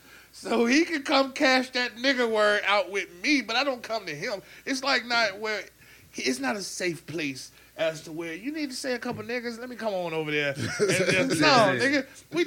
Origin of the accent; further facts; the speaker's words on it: Chicago, Illinois, United States; moved away; I'm from Chicago